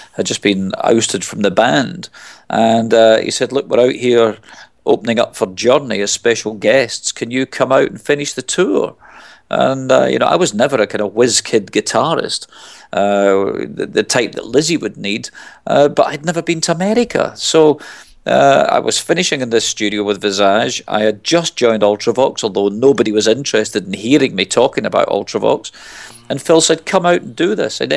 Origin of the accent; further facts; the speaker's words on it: Glasgow, Scotland, United Kingdom; moved away; I'm originally from Glasgow. I mean, I moved away from there a long time ago, but I go back an awful lot. I still consider it home.